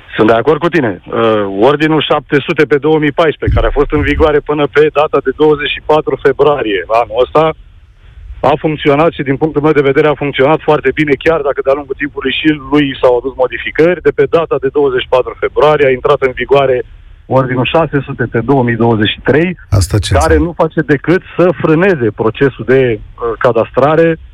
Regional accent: Bucharest, Romania; Sunt din București

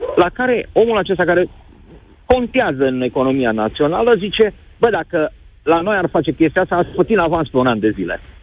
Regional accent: Timișoara, Timiș County, Romania; Eu sunt chiar din Timișoara

